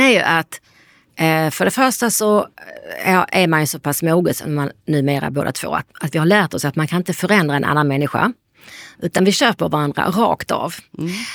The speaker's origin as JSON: {"language": "Swedish", "town": "Lund", "region": "Skåne", "country": "Sweden", "said": "Vi är ju från Lund båda två"}